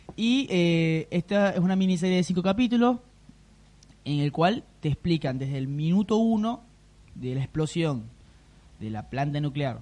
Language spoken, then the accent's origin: Spanish; Venezuela; yo vengo de Venezuela.